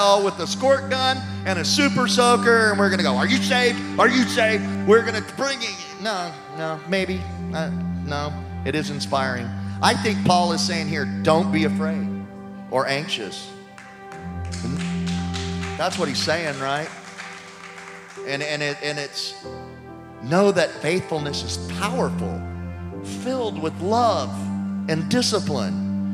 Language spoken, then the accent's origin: English; Louisiana, United States; I'm from Louisiana